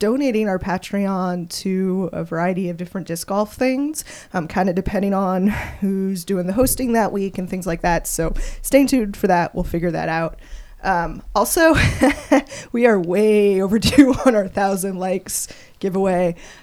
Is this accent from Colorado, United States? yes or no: yes; Colorado, United States; now in Kansas City, United States; I grew up in Colorado.